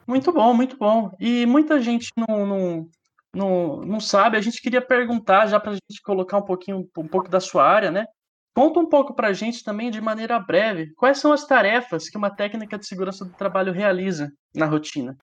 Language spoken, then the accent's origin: Portuguese; Mato Grosso do Sul, Brazil; é em Mato Grosso do Sul, é o estado onde eu nasci